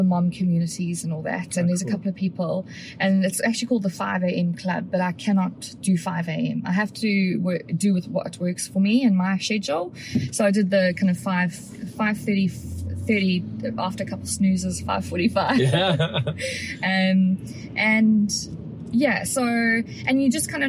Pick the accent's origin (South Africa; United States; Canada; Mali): South Africa; moved away; I'm South African and a lot of my loved ones in the UK